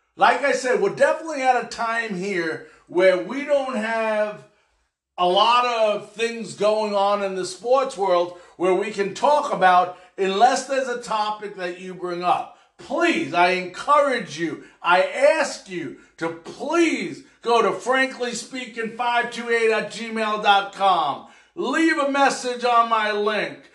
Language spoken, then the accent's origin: English; Long Island, New York, United States; moved away; I grew up in Long Island.